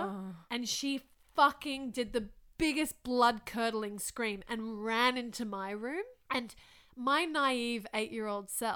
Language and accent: English; Thailand; moved away; when I grew up in Thailand, when I was 8 years old, we moved into a new house.